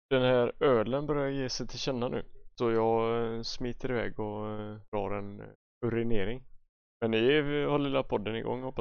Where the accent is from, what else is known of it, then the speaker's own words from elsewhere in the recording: Bålsta, Uppsala County, Sweden; Jag kommer från Bålsta.